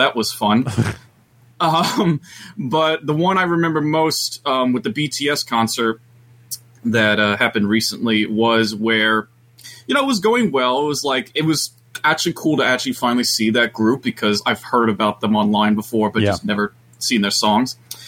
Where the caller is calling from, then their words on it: Long Island, New York, United States; calling in from Long Island.